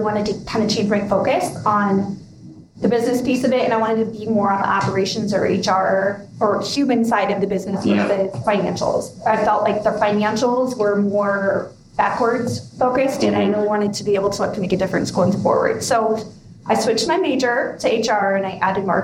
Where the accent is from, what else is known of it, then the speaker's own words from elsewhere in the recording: Oregon, Illinois, United States; I'm from a really small town called Oregon, Illinois